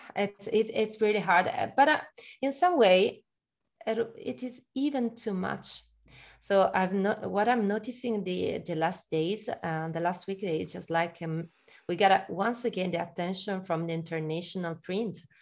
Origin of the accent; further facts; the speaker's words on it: Milan, Lombardy, Italy; I'm Italian, uh, but I'm from Milan.